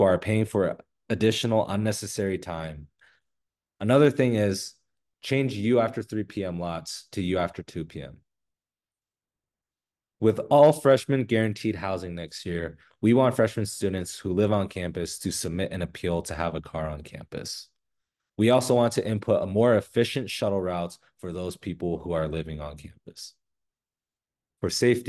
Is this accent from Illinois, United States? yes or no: no; Sandy, Utah, United States; I'm from Sandy, Utah